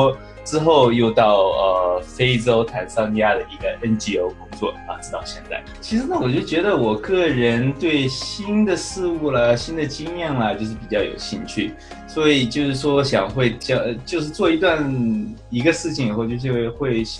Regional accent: San Diego, California, United States; 大家好，呃，各位听众好，主持人好， … 呃，我来自呃。加州圣地亚哥，

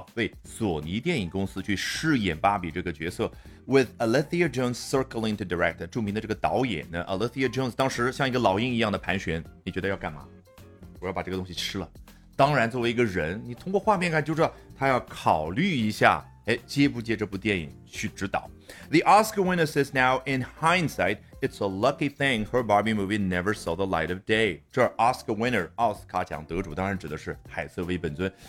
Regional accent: China; 我们中国人

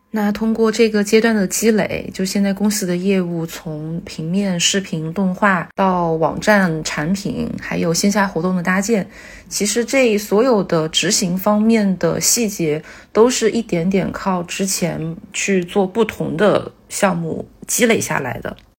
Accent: Hunan, China; now in Shanghai, China; 因为我是湖南人嘛，就在湖南有一个形容人的一个说法

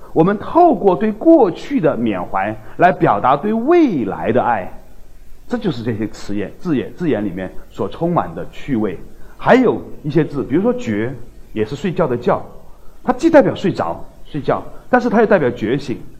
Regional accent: China; 或者我们中国人称之叫慧的东西

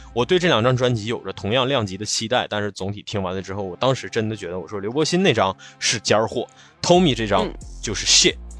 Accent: Northeast China, China; accent: Northeastern (Dongbei); 用我们东北话说

